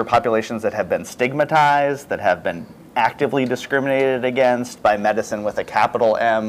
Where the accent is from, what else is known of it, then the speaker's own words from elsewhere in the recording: San Francisco, California, United States; I'm from San Francisco. I was born in the 80s.